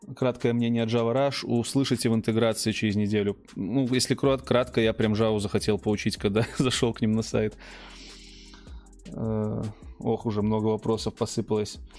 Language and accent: Russian; Belarus; мы, белорусы, хорошо понимаем украинский язык